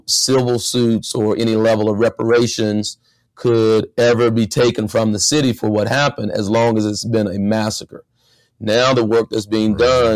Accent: Idabel, Oklahoma, United States; also born or lived in Tulsa, Oklahoma; growing up in Idabel

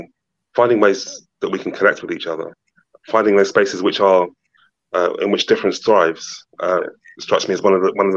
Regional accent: London, United Kingdom; as a Londoner

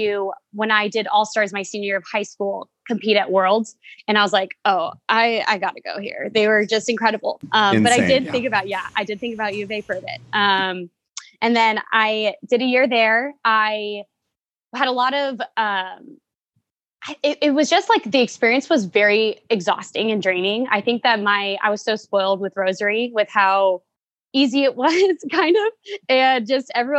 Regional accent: Yorba Linda, California, United States; moved away as an adult; also born or lived in Texas; now in Phoenix, United States; I am from Yorba Linda. It's a small city in Southern California where I actually started out more of a gymnastics soccer player kind of kid

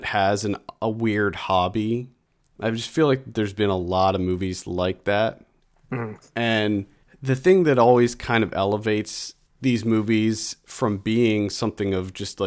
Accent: York, Pennsylvania, United States; my hometown of York, Pennsylvania

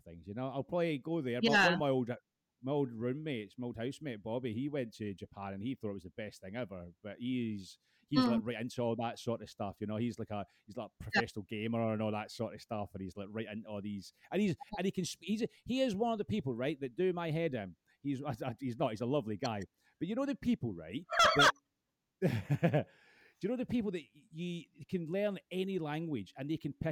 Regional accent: Scotland, United Kingdom; being Scottish

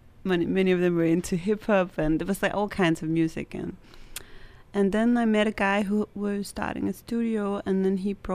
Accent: Copenhagen, Capital Region of Denmark, Denmark; So I am from Denmark, and I grew up in Copenhagen, a little bit north of Copenhagen.

